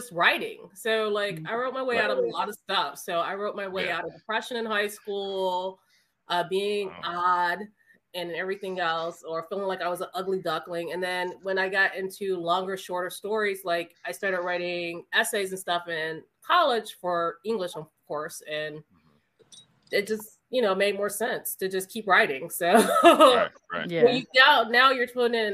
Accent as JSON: {"language": "English", "town": "Cleveland Heights", "region": "Ohio", "country": "United States", "said": "I come from Cleveland Heights. We're super diverse."}